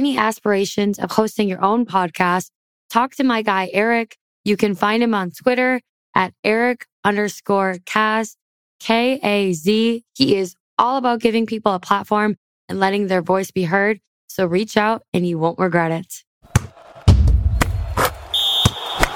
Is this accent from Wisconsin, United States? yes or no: yes; Wisconsin, United States; I'm from the Midwest, Wisconsin